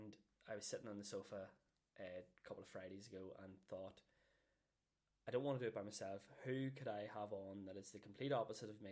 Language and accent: English; Downpatrick, Northern Ireland, United Kingdom; also born or lived in Belfast; now in Newry, United Kingdom; I'm originally from Downpatrick. Grew up, born and bred in Downpatrick